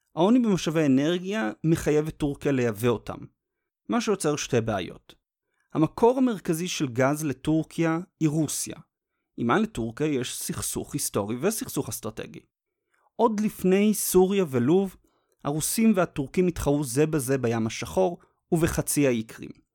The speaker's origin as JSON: {"language": "Hebrew", "country": "Israel", "said": "אותנו כישראלים"}